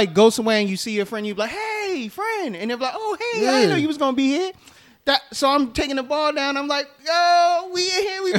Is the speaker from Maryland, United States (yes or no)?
yes; Annapolis, Maryland, United States; I'm from Annapolis.